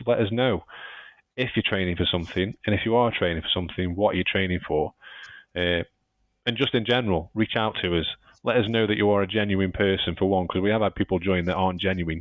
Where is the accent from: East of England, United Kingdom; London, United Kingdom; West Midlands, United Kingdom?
West Midlands, United Kingdom; Stoke-on-Trent; I'm from Stoke